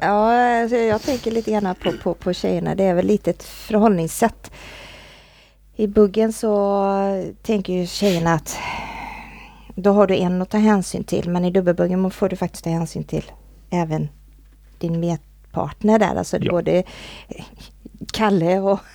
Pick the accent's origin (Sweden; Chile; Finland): Sweden; Borås, Västra Götaland; Jag kommer ju från, från Borås